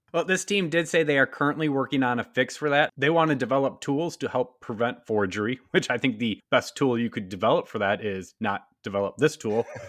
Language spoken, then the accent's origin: English; Wisconsin, United States; my home state of Wisconsin.